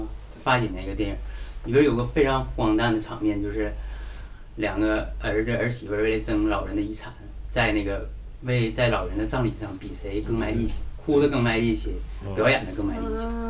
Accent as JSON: {"language": "Chinese", "town": "Benxi", "region": "Liaoning", "country": "China", "said": "我来自本溪。"}